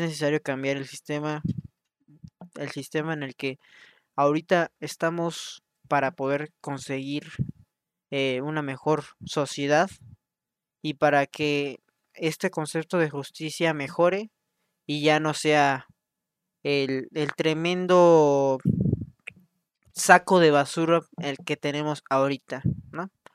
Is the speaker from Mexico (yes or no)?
yes; Mexico; somos de México